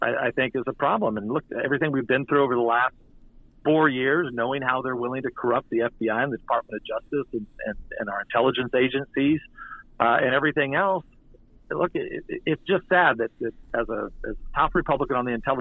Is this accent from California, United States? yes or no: yes; California, United States; I'm from California